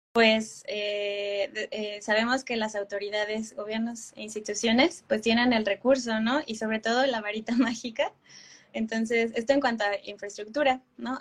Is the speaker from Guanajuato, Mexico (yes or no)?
no; Querétaro, Mexico; mi ciudad natal, que es Querétaro